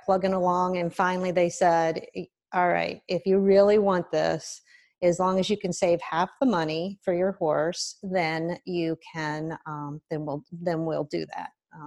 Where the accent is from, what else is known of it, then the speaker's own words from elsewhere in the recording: Tipp City, Ohio, United States; I'm from Tippin, Ohio, and we lived real close to the city park